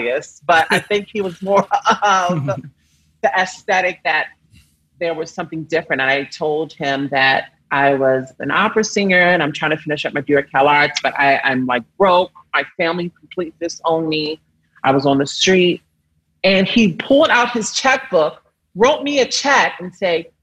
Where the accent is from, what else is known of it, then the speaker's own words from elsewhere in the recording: Baltimore, Maryland, United States; moved away; also born or lived in New York City; I'm from Baltimore, Maryland.